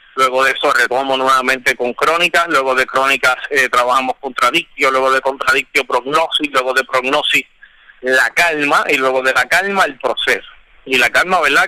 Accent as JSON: {"language": "Spanish", "country": "Puerto Rico", "said": "yo soy de Puerto Rico"}